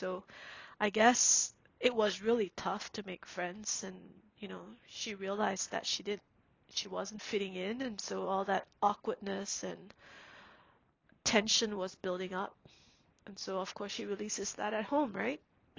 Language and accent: English; Singapore; growing up in Singapore, we have helpers, who stay in the house and does everything for us.